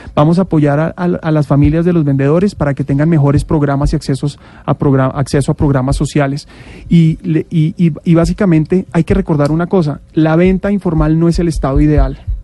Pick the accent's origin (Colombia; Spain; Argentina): Colombia; Bogotá; Yo siempre he vivido en la ciudad, en Bogotá soy bogotano